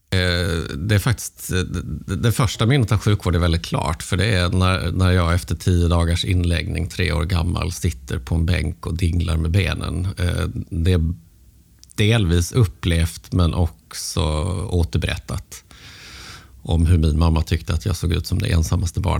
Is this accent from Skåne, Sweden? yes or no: yes; Malmö, Skåne, Sweden; Eh, ja, men som Malmöbo.